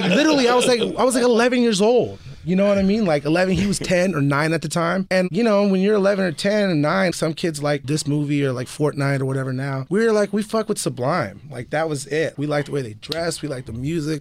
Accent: the Bay Area, California, United States; I grew up in the Bay

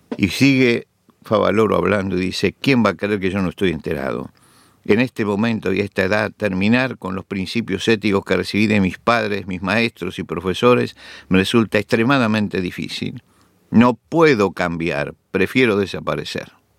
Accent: Argentina; en mi país, Argentina

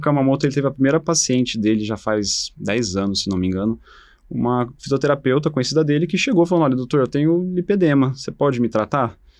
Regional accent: Paraná, Brazil; moved away as an adult; also born or lived in São Paulo; Eu sou original do Paraná, eu fiz minha formação na Faculdade de Medicina da Universidade Estadual de Londrina

